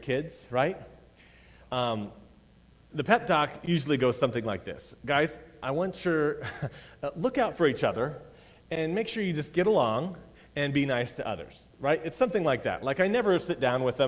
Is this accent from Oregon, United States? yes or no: no; Colorado, United States; I was raised in Colorado